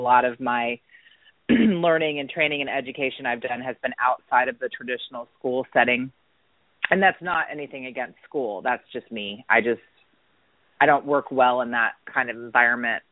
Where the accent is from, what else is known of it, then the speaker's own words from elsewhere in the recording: Atlanta, Georgia, United States; also born or lived in Dunwoody, Georgia / Marietta, Georgia; I was born and raised um, here in Atlanta, Georgia and I actually grew up here